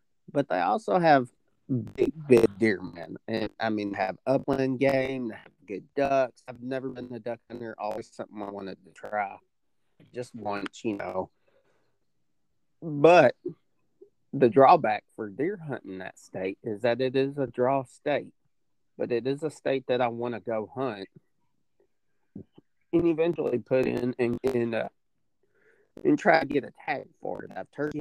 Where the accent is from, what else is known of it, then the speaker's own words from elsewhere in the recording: Indiana, United States; moved away; I grew up some in Indiana